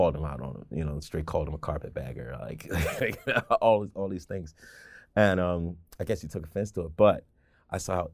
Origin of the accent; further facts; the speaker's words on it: Baltimore, Maryland, United States; I was born and raised in Baltimore. I never lived outside of 695 my entire life